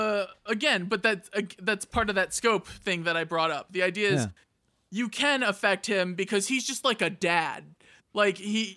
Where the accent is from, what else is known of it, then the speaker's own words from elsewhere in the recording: Midwest, United States; I grew up in the Midwest, man. Poor in the Midwest.